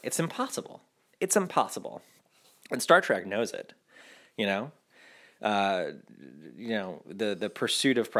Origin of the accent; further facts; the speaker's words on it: Rhode Island, United States; also born or lived in New York; now in Louisiana, United States; I'm from Rhode Island originally, and my family's from, most of my family's from New York.